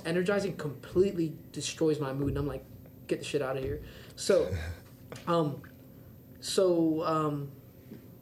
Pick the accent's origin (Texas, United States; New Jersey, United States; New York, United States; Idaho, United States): New York, United States; I'm from New York